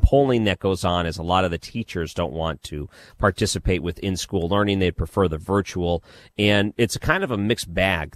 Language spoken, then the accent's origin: English; Detroit, Michigan, United States; I grew up in Detroit, so we had C B C